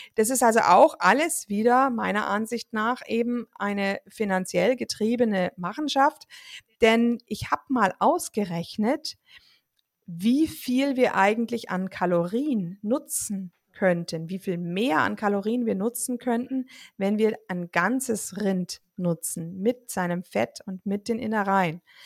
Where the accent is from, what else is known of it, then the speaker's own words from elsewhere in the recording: Germany; bei uns in Deutschland